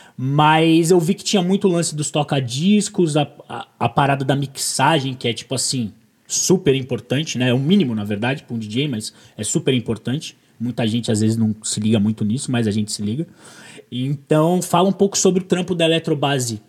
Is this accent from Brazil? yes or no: yes; Brazil; eu sou brasileiro